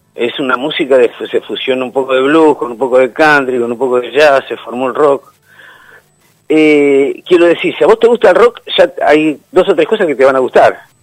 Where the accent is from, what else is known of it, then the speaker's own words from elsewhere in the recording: Argentina; nosotros como argentinos